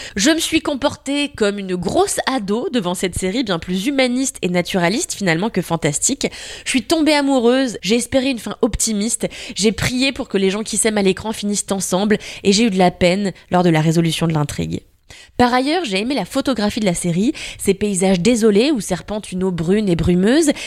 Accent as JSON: {"language": "French", "country": "France", "said": "chez nous en France"}